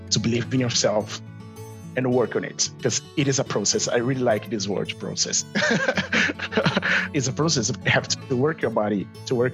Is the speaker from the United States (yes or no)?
no; Rio de Janeiro, Brazil; English is a second language; moved away as an adult; So I'm original from Brazil, Rio, especially, or for everyone who speaks Portuguese, Rio de Janeiro.